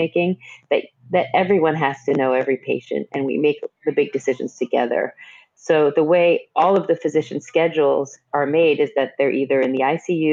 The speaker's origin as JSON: {"language": "English", "region": "Northeast", "country": "United States", "moved": "as an adult", "lives_now": "Nashville, United States", "said": "I'm from the Northeast"}